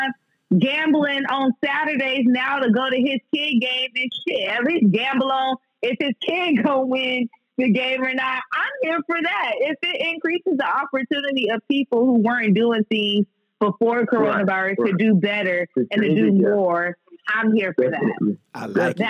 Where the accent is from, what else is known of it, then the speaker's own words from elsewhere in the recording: Texas, United States; now in Lafayette, United States; I'm originally from Texas